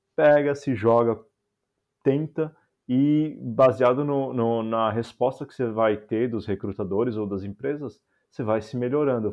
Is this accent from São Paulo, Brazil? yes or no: yes; São Paulo, Brazil; moved away as an adult; also born or lived in Florianópolis, Brazil / Goiânia, Brazil; now in Amsterdam, Netherlands; eu sou de São Paulo